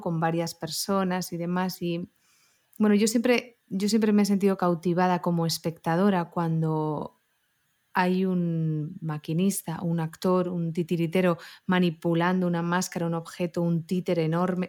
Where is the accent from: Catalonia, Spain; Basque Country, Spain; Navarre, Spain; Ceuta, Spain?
Catalonia, Spain; Barcelona; soy una chavalita pues de, barrio, de Barcelona